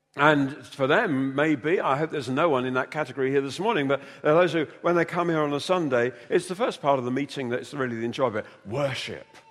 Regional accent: London, United Kingdom; moved away as an adult; also born or lived in North Wales; I came from London, narrow streets

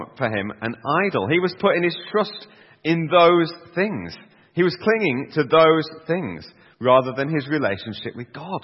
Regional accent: Yorkshire and the Humber, United Kingdom; I'm a Yorkshireman myself

